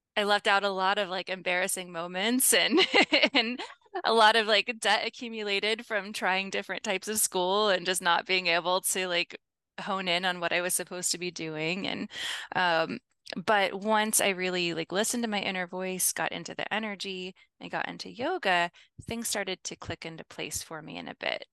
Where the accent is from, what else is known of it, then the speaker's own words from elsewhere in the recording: Midwest, United States; I am from the Midwest in the United States